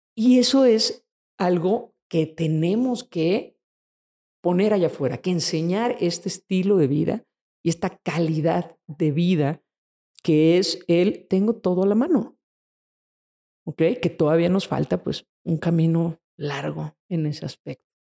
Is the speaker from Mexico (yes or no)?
yes; Mexico; en nuestro país y en el resto de Latinoamérica